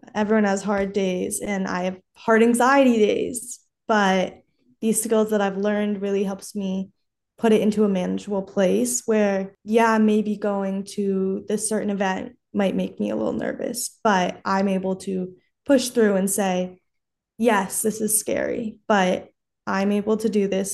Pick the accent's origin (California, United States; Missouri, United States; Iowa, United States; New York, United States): California, United States; Los Angeles; I'm from Los Angeles.